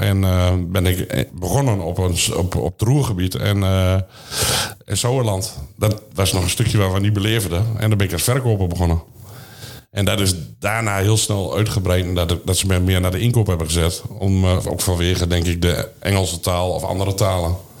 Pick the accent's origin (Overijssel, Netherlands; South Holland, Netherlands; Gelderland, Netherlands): Overijssel, Netherlands; Vriezenveen; geboren in Frieseveen, gehuwd en uh, vier kinderen